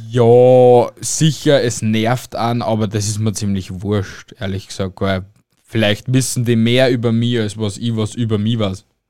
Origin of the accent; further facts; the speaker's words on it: Austria; bei uns in Österreich